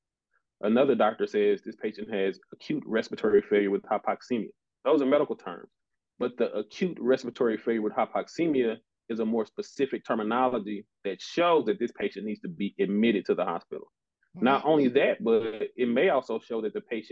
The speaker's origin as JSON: {"language": "English", "town": "Jackson", "region": "Mississippi", "country": "United States", "also_born_or_lived": "Nashville, Tennessee", "said": "I'm from Jackson, Mississippi, originally."}